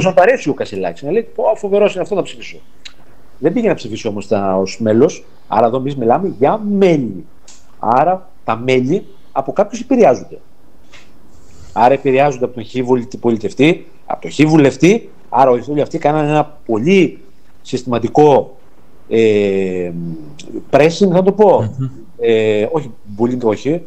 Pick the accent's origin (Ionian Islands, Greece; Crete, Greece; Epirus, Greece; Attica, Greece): Epirus, Greece; Arta; Εγώ είμαι από την Άρτα